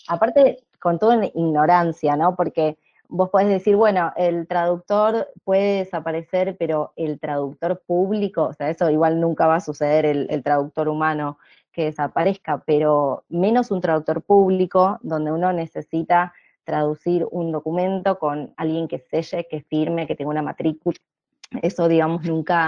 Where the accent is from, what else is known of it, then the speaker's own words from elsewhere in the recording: Buenos Aires, Argentina; soy de Buenos Aires, de Argentina